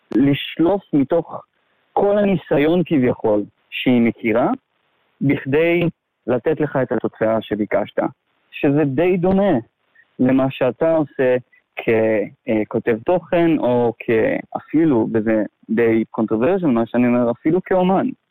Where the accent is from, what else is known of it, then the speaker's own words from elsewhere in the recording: a small moshav in the south of Israel, Southern District, Israel; moved away as an adult; now in Laos; גדלתי בארץ, במושב קטן, בדרום